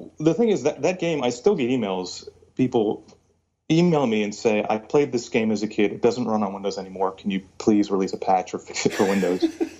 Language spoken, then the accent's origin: English; Virginia, United States; also born or lived in California; Because I was born in California, but I moved to Virginia, and so all my friends are rednecks.